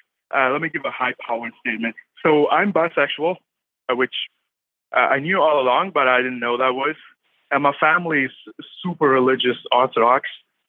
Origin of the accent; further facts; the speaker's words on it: India; Moved from India. I mean, originally, I'm Indian.